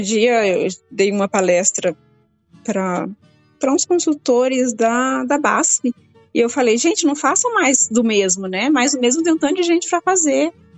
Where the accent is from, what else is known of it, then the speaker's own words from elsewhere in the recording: Brazil; nós brasileiros